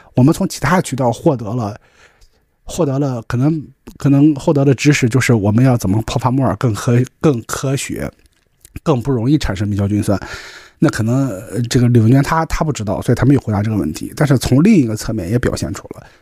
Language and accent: Chinese; Qingdao, Shandong, China; 我是青岛人嘛